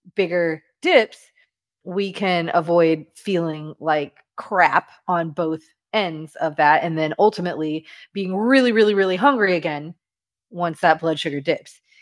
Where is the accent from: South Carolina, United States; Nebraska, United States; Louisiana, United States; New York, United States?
Louisiana, United States; I'm from Louisiana